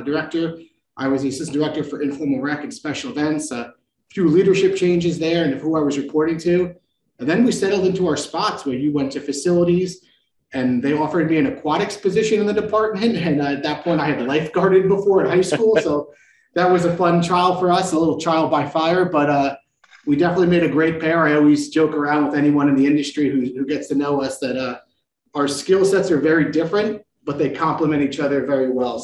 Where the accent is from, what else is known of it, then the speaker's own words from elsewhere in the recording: New Jersey, United States; moved away as an adult; also born or lived in Indiana; now in New Haven, United States; the East Coast sarcastic New Jersey person in me